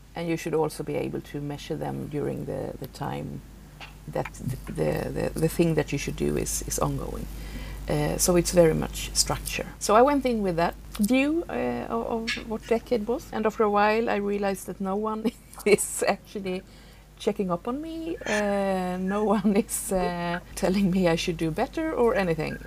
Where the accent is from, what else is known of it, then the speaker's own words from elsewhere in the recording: southern Sweden, Sweden; moved away as an adult; now in Stockholm, Sweden; I was raised out in the in the wilderness, you can say, uh, in the south of Sweden